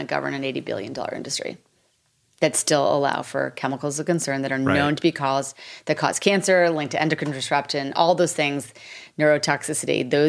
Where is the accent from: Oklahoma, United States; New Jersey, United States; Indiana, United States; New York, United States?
New York, United States; New York City; So I was like, listen, I'm from New York City.